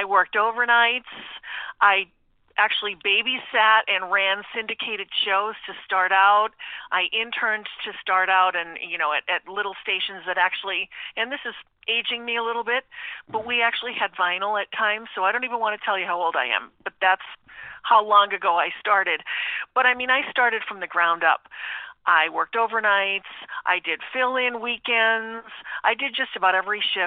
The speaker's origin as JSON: {"language": "English", "town": "Taylor", "region": "Pennsylvania", "country": "United States", "said": "I'm originally from the Scranton area, from Taylor, Pennsylvania, so I'm a local girl"}